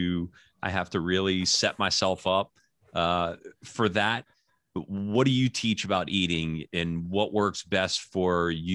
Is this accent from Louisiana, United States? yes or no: yes; New Orleans, Louisiana, United States; I'm originally from New Orleans.